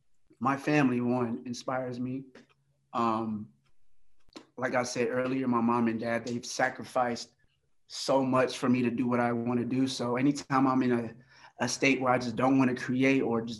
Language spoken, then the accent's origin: English; Miami, Florida, United States; Growing up in Miami, you know, there's salsa music everywhere